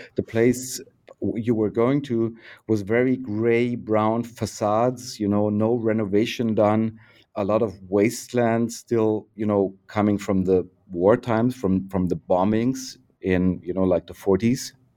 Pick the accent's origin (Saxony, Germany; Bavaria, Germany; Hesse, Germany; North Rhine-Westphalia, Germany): Bavaria, Germany; English is a second language; moved away as an adult; now in Berlin, Germany; I was born in Bavaria in nineteen sixty-eight